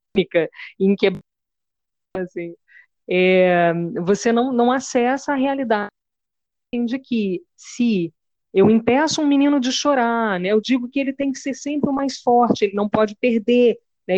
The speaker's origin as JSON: {"language": "Portuguese", "town": "Ouro Preto", "region": "Minas Gerais", "country": "Brazil", "moved": "yes", "lives_now": "Paquetá, Brazil", "said": "eu sou de Ouro Preto, Minas Gerais também. É, eu estou em Paquetá nesse momento"}